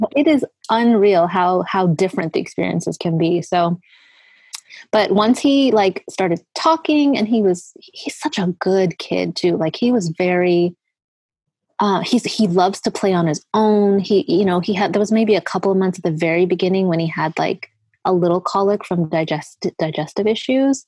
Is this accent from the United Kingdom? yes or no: no; Edmonton, Alberta, Canada; moved away as an adult; also born or lived in Eritrea / Sudan / Italy / Toronto; we moved to Canada when I was five, so 1983.